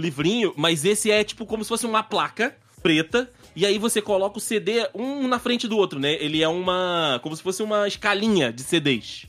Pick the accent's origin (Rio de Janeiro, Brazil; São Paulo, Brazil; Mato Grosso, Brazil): Rio de Janeiro, Brazil; quando eu era menor, quando eu era garoto, é, no Rio